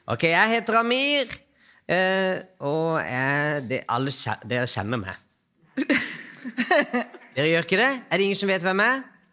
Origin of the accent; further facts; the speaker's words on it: Iran; also born or lived in Trøndelag, Norway; now in Oslo, Norway; Jeg er fra Iran.